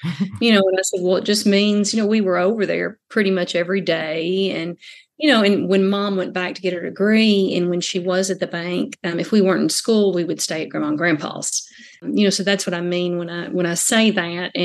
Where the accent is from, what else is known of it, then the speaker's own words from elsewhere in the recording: Sinking Fork, Kentucky, United States; accent: Southern; I am from Sinking Fork, Kentucky, which is in Christian County on the Tennessee border.